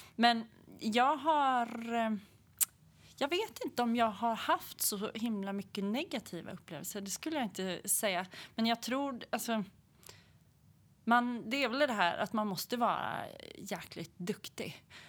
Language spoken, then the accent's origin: Swedish; Hälsingland, Gävleborg County, Sweden; now in Gothenburg, Sweden; är uppväxt i Hälsingland